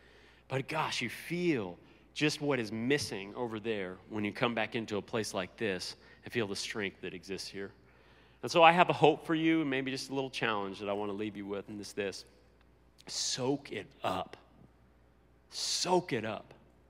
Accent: United States; moved away as an adult; now in Italy; being an American

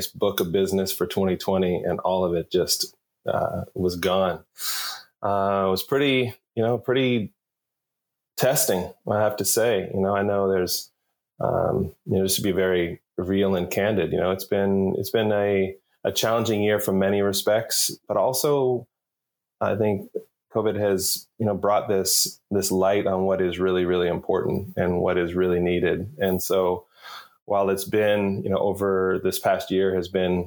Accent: California, United States; moved away as an adult; also born or lived in Berkeley, California / Atlanta, Georgia; I was born in Berkeley, California, and lived in California, different parts of California up through high school before moving out

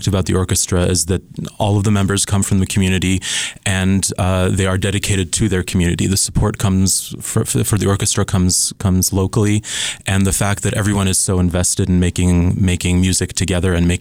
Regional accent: Switzerland; moved away; also born or lived in Scotland / Pennsylvania; I was born in Scotland and grew up in Switzerland

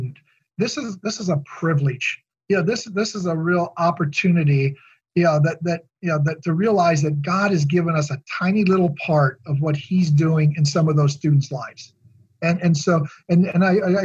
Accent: Midwest, United States; growing up in the Midwest

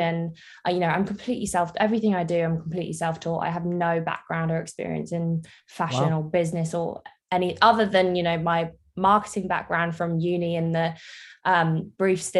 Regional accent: Jersey; I am from Jersey in the Channel Islands

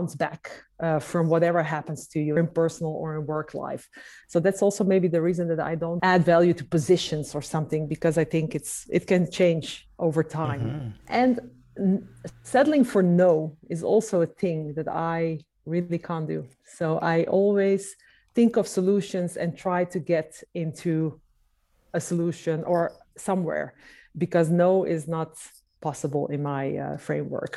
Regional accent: Amsterdam, North Holland, Netherlands; I've been born and raised in Amsterdam

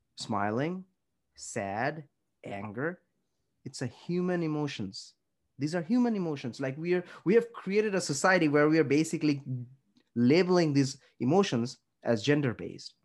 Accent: India; we grew up in India or in Southeast Asian community

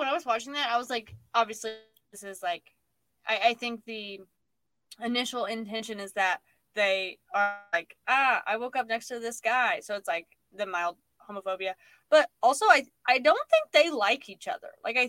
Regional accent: United States; History of Canada, which there is could have used because we're American.

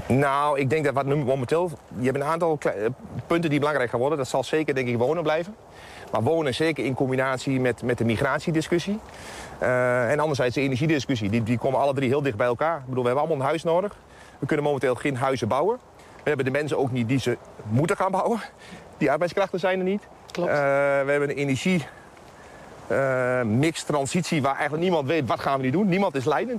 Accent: Twente, Overijssel, Netherlands; dat is in mijn geval natuurlijk uit Twente

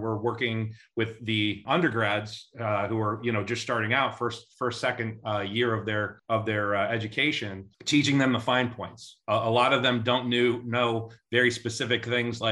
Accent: Midwest, United States; moved away as an adult; now in Atlanta, United States; I'm originally from the Midwest, but I've been a transplant into Atlanta now for 22 years.

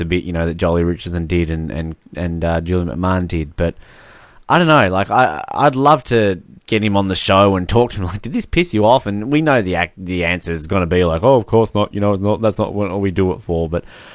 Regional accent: Australia; proud Australian

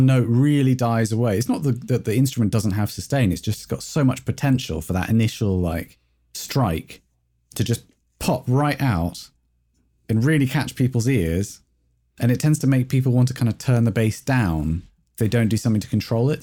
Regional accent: England, United Kingdom; I'm English

